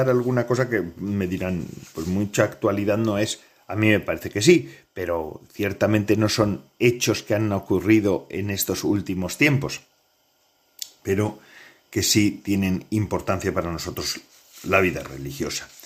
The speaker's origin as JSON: {"language": "Spanish", "town": "Bedarona", "region": "Basque Country", "country": "Spain", "tie": "born or raised there", "also_born_or_lived": "Bilbao", "said": "en Bedarona, en Vizcaya, en un pueblecito pequeño donde nací. Bueno, Nací, nací en Bilbao, como en aquella época todas las madres iban a, dar a luz a los centros hospitalarios, ¿verdad?"}